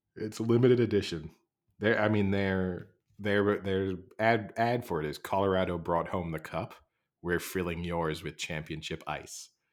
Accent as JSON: {"language": "English", "country": "United Kingdom", "accent": "English", "said": "I'm British. And particularly Americans sometimes listen to my accent and think it sounds super English"}